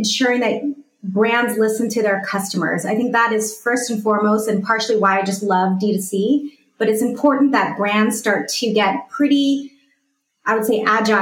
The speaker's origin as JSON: {"language": "English", "region": "California", "country": "United States", "said": "I'm from California"}